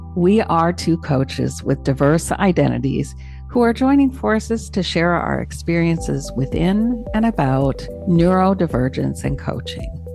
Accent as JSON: {"language": "English", "country": "Canada", "tie": "born or raised there", "said": "I am Canadian born."}